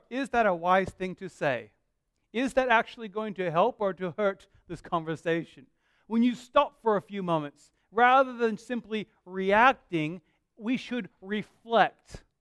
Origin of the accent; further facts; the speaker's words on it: Perth, Western Australia, Australia; now in Bunbury, Australia; I, I, love living here. I grew up living in Perth